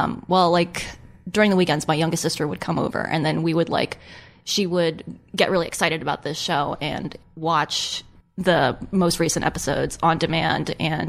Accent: Maryland, United States; moved away; I'm from Maryland

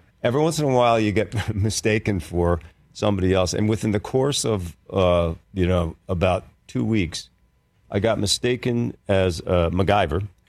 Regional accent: Philadelphia, Pennsylvania, United States; moved away as an adult; also born or lived in New York; I grew up in Philadelphia, went to school in Philadelphia

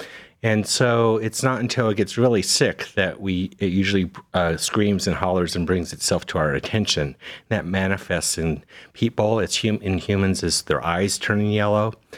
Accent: Las Vegas, Nevada, United States; moved away as an adult; also born or lived in Cincinnati, Ohio / Birmingham, Alabama; now in Cleveland, United States; I was born and raised in Las Vegas, so Western boy. But after high school, I've spent the rest of my training and career in the Midwest primarily.

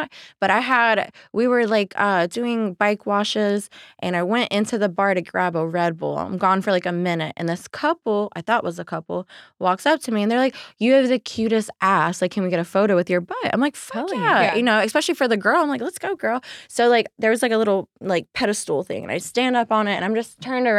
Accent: Alabama, United States; I'm from Alabama

